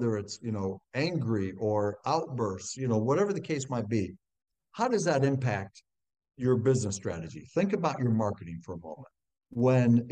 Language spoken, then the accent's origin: English; Ohio, United States; growing up in Ohio on a farm, I was one of six kids